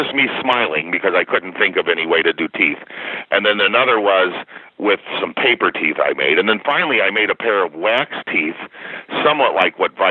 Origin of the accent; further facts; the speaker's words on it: Chicago, Illinois, United States; I grew up in the Chicagoland area